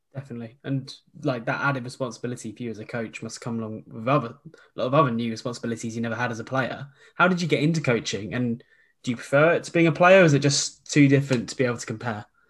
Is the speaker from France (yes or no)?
no; Surrey, South East England, United Kingdom; I'm actually from Surrey